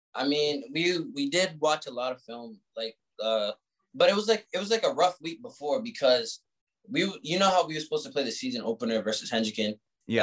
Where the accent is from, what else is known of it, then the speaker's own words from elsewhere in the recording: Providence, Rhode Island, United States; I'm from Providence